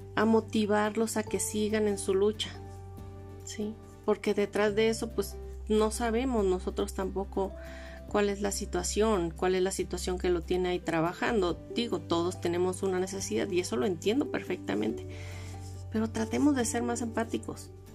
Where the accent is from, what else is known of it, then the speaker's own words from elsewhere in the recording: Los Mochis, Sinaloa, Mexico; moved away as an adult; also born or lived in Los Cabos; now in Mexico City, Mexico; Yo soy de Los Mochis, Sinaloa